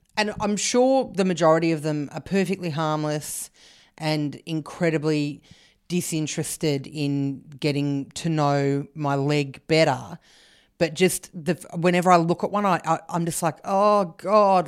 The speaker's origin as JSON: {"language": "English", "town": "Canberra", "region": "Australian Capital Territory", "country": "Australia", "tie": "born or raised there", "said": "I grew up in Canberra"}